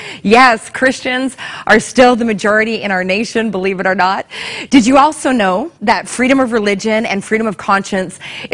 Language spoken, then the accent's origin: English; Canada; So are you feeling good about being Canadian right about now? I know I love being Canadian.